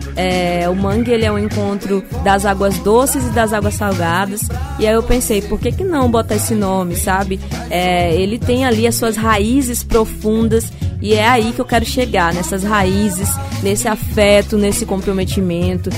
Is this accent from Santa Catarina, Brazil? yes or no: no; Maranhão, Brazil; eu sou maranhense, nascida aqui nessa terrinha maravilhosa